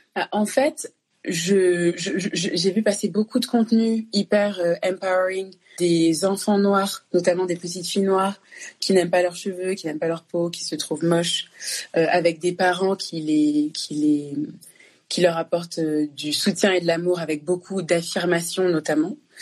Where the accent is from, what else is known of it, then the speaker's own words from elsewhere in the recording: France; also born or lived in Congo; je suis née au Congo je suis arrivée en France à deux ans le fait que je sois née au Congo que j'ai grandi en France